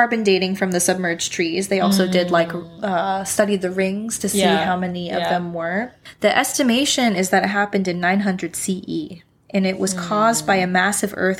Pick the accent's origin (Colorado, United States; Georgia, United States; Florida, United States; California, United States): California, United States; now in Washington, United States; I grew up in California where earthquakes were really common.